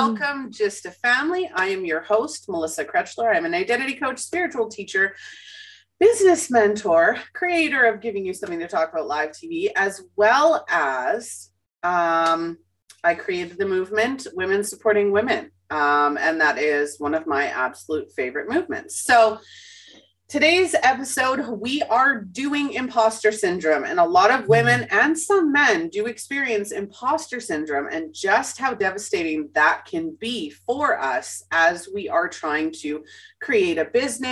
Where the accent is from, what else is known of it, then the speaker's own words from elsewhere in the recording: Winnipeg, Manitoba, Canada; Growing up in Winnipeg, you're taught, you know, to be friendly to everybody